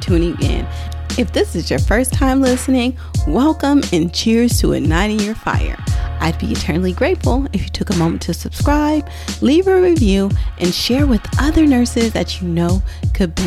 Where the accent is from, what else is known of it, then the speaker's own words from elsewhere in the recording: Oakland, California, United States; I am from Oakland, California, West Oakland to be exact